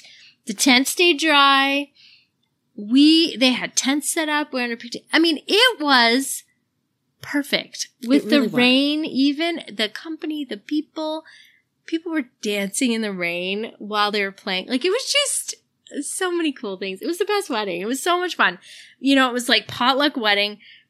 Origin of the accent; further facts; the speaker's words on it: Canada; I'm a Canadian. But to be fair, my parents are French Canadian and I'm a military kid. So I've moved around my whole life and I'm French.